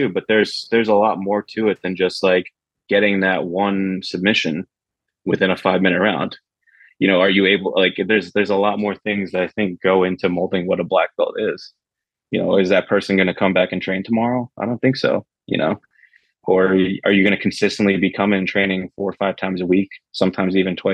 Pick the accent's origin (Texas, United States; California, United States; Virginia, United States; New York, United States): New York, United States; Queens; So I grew up in Queens.